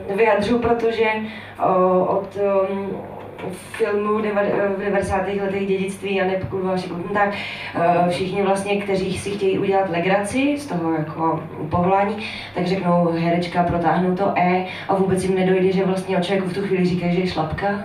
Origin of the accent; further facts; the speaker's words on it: North Moravia, Czechia; now in Prague, Czechia; jsem třicátník, jsem činoherec, pocházím ze Severní Moravy, čtvrtým rokem žiju v Praze